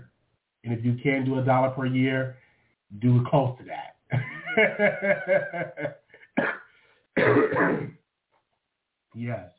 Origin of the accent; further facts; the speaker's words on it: Chicago, Illinois, United States; now in Texas, United States; I'm from Chicago